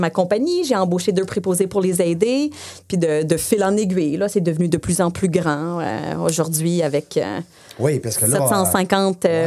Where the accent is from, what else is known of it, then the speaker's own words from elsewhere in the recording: Saint-Bruno, Quebec, Canada; first language English; French is a second language; alors je viens de Saint-Bruno. Euh, euh, j'ai fait toute mon école en anglais. Euh, mes parents sont anglophones.